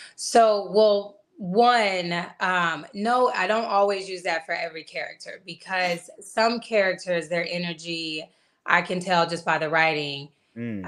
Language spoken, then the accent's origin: English; Atlanta, Georgia, United States; I'm from Atlanta